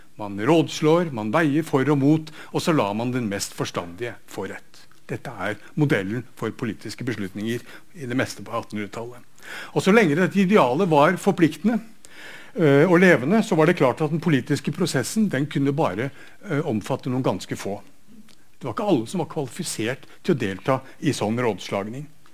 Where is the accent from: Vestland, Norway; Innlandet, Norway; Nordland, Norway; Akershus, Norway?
Vestland, Norway; Bergen; Bergens eksempler der, der jeg kommer fra